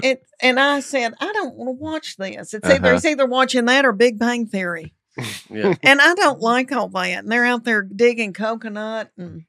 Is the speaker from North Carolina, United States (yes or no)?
no; Knoxville, Tennessee, United States; I'm from Knoxville.